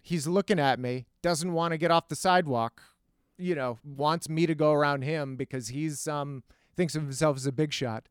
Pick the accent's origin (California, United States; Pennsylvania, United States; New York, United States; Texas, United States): Texas, United States; El Paso; I, I grew up in El Paso, Texas, which is a desert